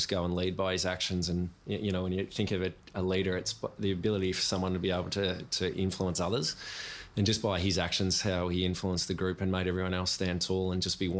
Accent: Chiltern, Victoria, Australia; moved away as an adult; also born or lived in Corowa / Brisbane; Growing up in Chilton

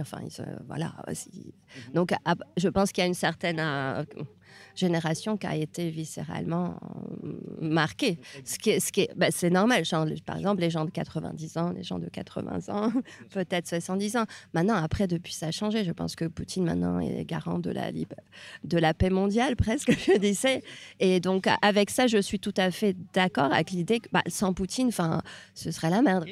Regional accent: Hungary; moved away as an adult; now in France; j'ai grandi en Hongrie

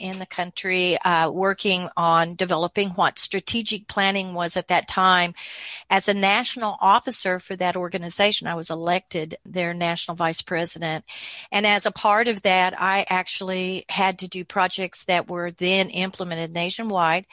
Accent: Oklahoma, United States; moved away as an adult; now in Pflugerville, United States; I was born in Oklahoma, the other side of the Red River

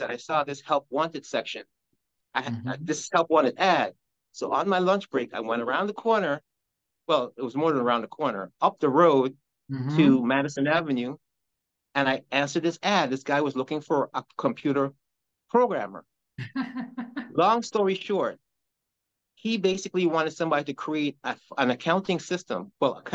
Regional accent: Guyana; now in New Jersey, United States; I'm from Guyana, South America

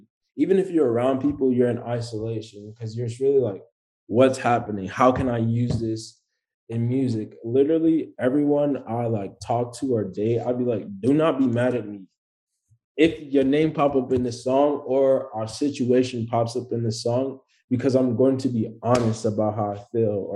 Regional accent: New York City, New York, United States; I'm a rapper from Brooklyn, New York

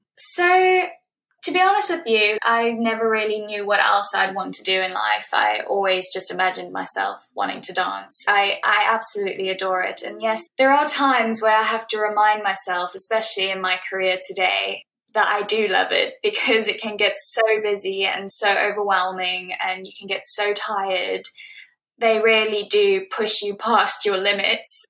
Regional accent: Johannesburg, Gauteng, South Africa; also born or lived in Bloemfontein, South Africa / Cape Town, South Africa; now in United Kingdom; I was born in 1994 in Bloemfontein, South Africa, and I grew up in Johannesburg where my entire family lived.

